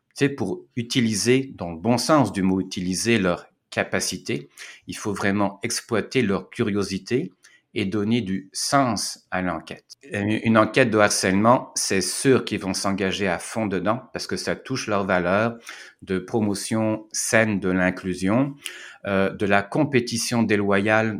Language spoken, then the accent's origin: French; Caen, Normandy, France; moved away as an adult; also born or lived in Quebec, Canada; now in Montreal, Canada; je suis citoyen français, je suis né à Caen, en Normandie, mais ça fait 22 ans que je suis au Québec